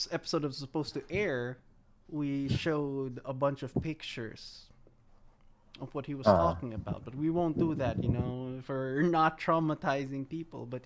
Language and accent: English; Philippines; now in United States; growing up in the Philippines